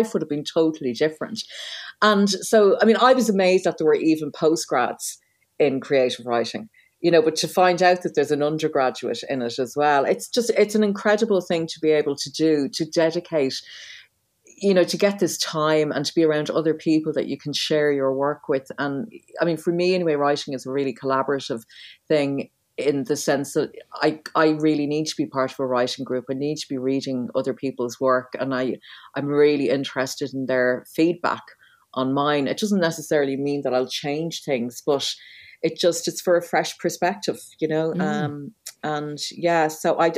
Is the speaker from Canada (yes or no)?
no; Dublin, Leinster, Ireland; also born or lived in Waterford / South Kilkenny; I was born in Waterford, but I left when I was 8. We lived in Waterford City. We lived in Larchville until I was 8. And then we moved to South Kilkenny, but we only stayed a couple of years. And then by the time I was 11, I was living in Dublin. So I grew up in Dublin.